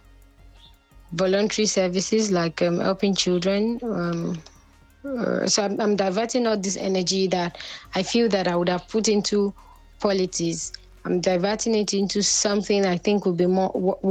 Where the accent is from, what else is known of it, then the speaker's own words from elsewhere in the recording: Ondo, Nigeria; now in Lagos, Nigeria; I'm from Nigeria, and I'm Ondo State in Nigeria